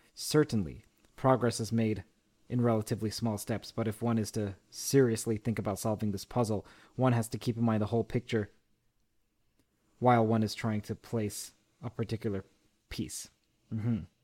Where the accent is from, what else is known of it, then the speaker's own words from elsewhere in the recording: Toronto, Ontario, Canada; from U of T, my hometown, my bailiwick